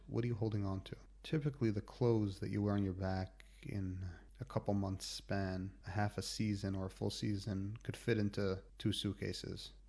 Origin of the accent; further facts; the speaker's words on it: United States; moved away as an adult; also born or lived in New York / Washington; now in Israel; I'm, I'm from America